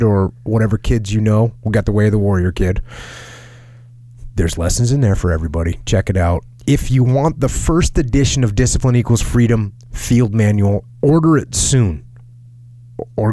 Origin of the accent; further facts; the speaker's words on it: New England, United States; I'm from New England